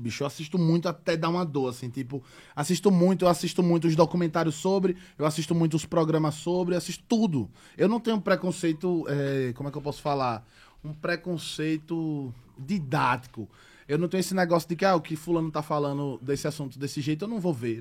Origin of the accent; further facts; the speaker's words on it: Aquidabã, Sergipe, Brazil; also born or lived in Aracaju (Augusto Franco, Renascença); desde criança eu vivi sempre no interior